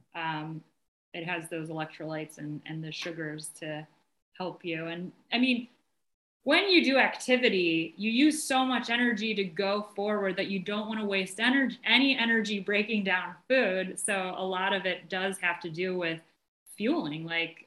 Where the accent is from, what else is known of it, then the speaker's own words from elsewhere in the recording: Cleveland, Ohio, United States; also born or lived in Melbourne, Australia; I'm from Cleveland, Ohio